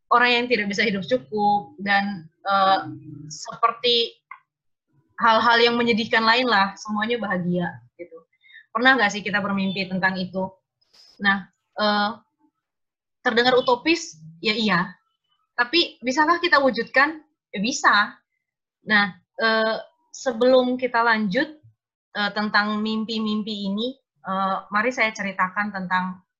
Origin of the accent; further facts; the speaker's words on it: Ruteng, East Nusa Tenggara, Indonesia; dari Ruteng, Manggarai, NTT.